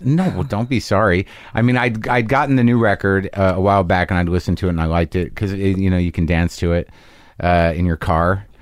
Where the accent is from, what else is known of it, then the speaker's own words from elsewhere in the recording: Albuquerque, New Mexico, United States; I grew up there from third grade to, through high school